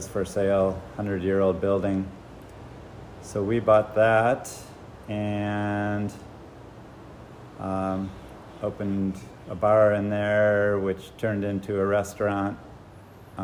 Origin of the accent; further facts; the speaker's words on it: Cleveland, Ohio, United States; moved away as an adult; now in Jackson, United States; I was born in Cleveland. I grew up with the typical Midwest lifestyle